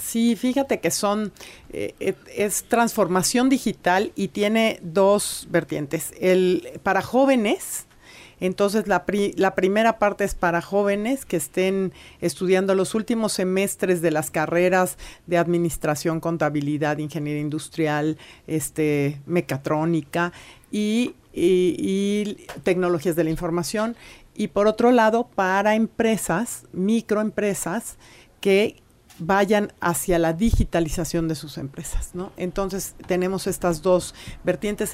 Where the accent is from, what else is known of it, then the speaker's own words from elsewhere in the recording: Puebla, Mexico; como poblanas y poblanos